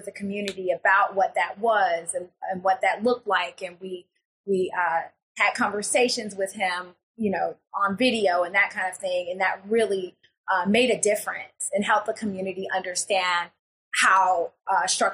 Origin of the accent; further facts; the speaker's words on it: Florence, Alabama, United States; my hometown